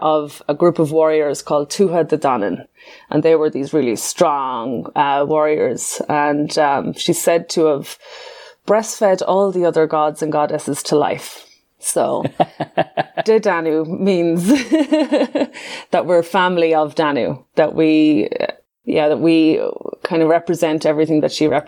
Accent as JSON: {"language": "English", "country": "Ireland", "also_born_or_lived": "Canada / Vancouver", "moved": "as an adult", "said": "my home country, in Ireland"}